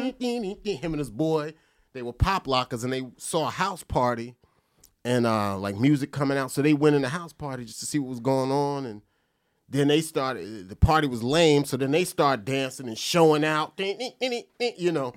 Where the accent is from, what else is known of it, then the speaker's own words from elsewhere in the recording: Perth Amboy, New Jersey, United States; Perth Amboy, New Jersey